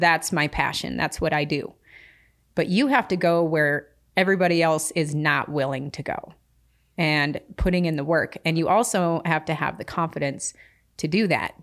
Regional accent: Philipsburg, Montana, United States; I grew up in, you know, Phillipsburg, Montana, tiny little town, uh, with my grandmother

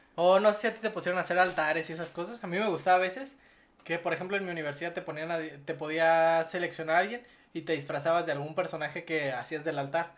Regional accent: Morelia, Michoacán, Mexico; nosotros somos de Morelia

